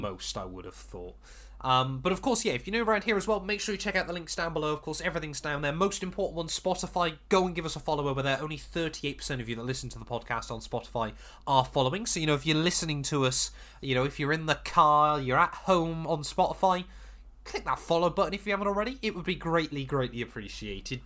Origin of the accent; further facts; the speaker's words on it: United Kingdom; as we're British